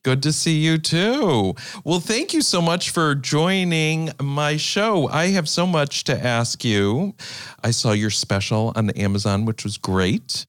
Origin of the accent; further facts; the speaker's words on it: Iowa, United States; moved away; also born or lived in Minneapolis / New York / Los Angeles; I grew up in the Midwest. I grew up in Iowa, and then I moved to Minneapolis and New York and L